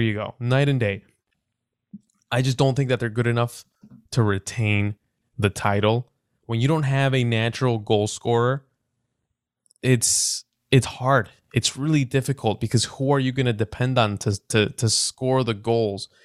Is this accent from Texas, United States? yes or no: no; Chicago, Illinois, United States; I'm, I'm from Chicago and the winter is brutal